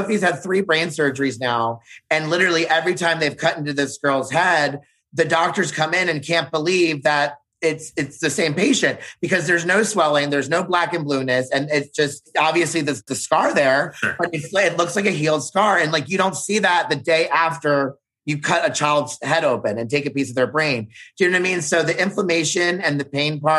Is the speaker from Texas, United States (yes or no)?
no; Baltimore, Maryland, United States; I'm from Baltimore City, from the East Coast